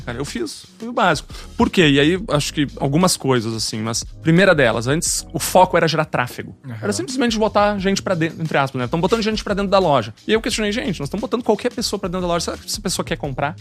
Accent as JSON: {"language": "Portuguese", "region": "Rio Grande do Sul", "country": "Brazil", "also_born_or_lived": "Curitiba", "moved": "as an adult", "said": "Sou gaúcho, comecei lá no sul"}